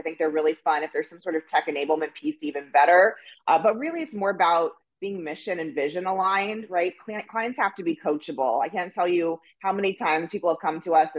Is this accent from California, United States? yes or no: yes; Los Angeles, California, United States; from Laurel Canyon. That's how L-A-O-G I am. So Los Angeles, California, born and bred.